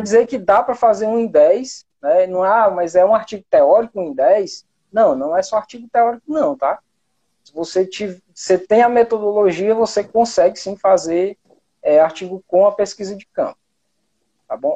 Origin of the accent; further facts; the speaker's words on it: Pentecoste, Ceará, Brazil; now in Itapipoca, Brazil; Eu moro no interior do Ceará, hoje eu moro em Tapipoca, certo? Mas eu sou de Pentecoste